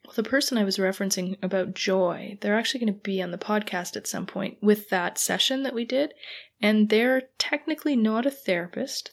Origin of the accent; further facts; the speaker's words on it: Canada; I'm Canadian